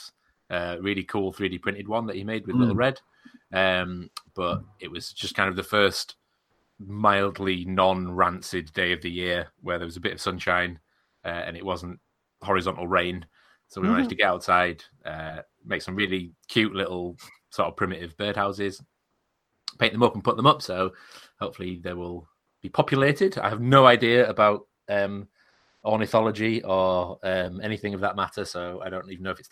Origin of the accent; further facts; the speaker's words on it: Coniston, North West England, United Kingdom; the area around Coniston in Cumbria, where I'm from